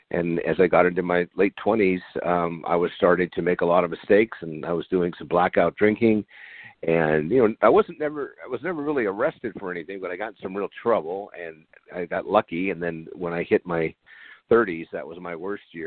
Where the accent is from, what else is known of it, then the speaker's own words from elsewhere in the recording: San Diego, California, United States; I grew up in San Diego, so I'm a native here.